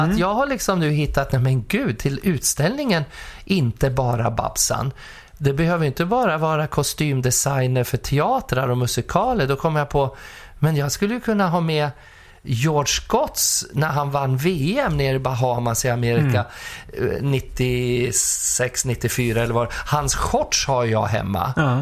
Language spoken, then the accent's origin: Swedish; Furuvik, Gävleborg County, Sweden; also born or lived in Skutskär; now in Stockholm, Sweden; Pappa hade ju Furuviks bilmekaniska ja. där jag växte upp.